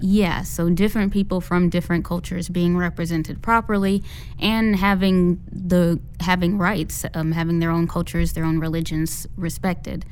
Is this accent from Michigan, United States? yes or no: no; Indianapolis, Indiana, United States; I'm from Indianapolis, Indiana